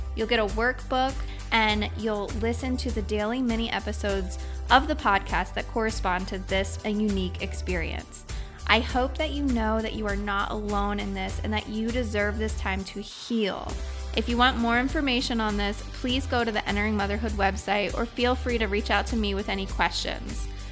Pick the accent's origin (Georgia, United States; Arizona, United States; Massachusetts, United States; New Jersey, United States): New Jersey, United States; outside Trenton; also born or lived in Pennsylvania; now in South Carolina, United States; grew up a little bit outside of Trenton, New Jersey.